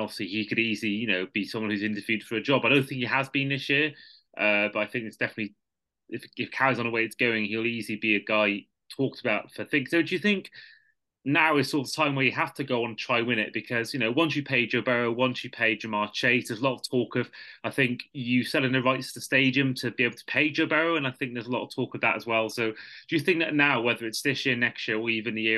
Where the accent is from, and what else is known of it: United Kingdom